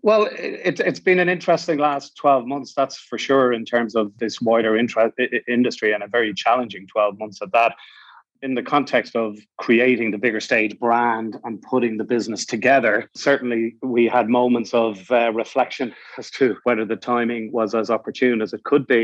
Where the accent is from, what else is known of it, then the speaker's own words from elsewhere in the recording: Ireland; we're the only English speaking country in the European Union